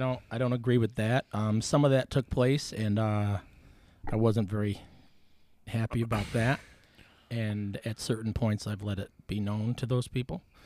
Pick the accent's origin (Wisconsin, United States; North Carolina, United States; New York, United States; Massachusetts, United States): New York, United States; Buffalo; Nineteen eighty-one, born on Potter's Road